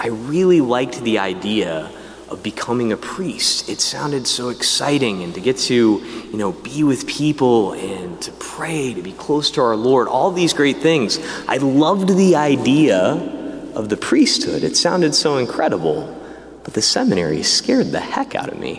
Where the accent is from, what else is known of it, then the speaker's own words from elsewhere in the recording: Diocese of Peoria, Illinois, United States; I grew up in the Diocese of Peoria, Illinois